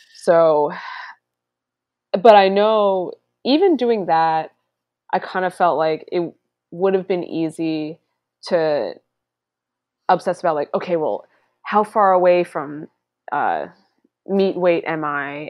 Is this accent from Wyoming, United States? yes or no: no; Long Island, New York, United States; I grew up on Long Island